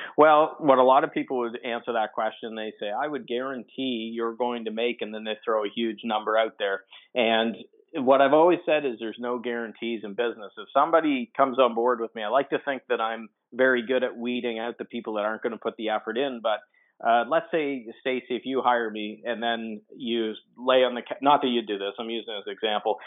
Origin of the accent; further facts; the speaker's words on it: Atlantic Canadian East Coast, Atlantic Canada, Canada; I'm Canadian, so I'm on the Atlantic uh, Canadian East Coast